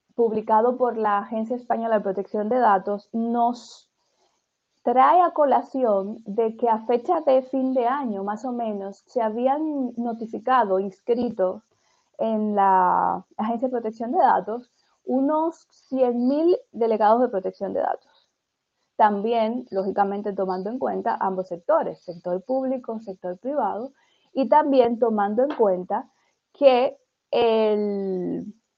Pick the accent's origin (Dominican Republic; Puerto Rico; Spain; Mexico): Dominican Republic; yo también soy dominicana